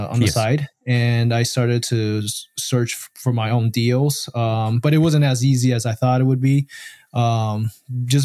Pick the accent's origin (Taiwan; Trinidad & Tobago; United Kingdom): Taiwan; now in United States; originally I'm from Taiwan